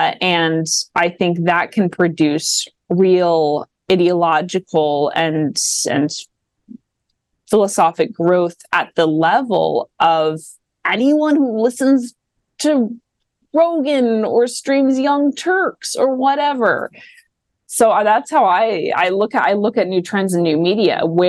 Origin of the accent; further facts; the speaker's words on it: Midwest, United States; accent: Midwest; So I say coastal with my latent Midwest accent.